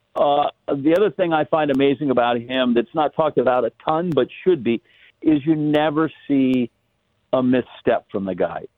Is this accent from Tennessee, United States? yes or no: no; Wisconsin, United States; moved away; I grew up in Wisconsin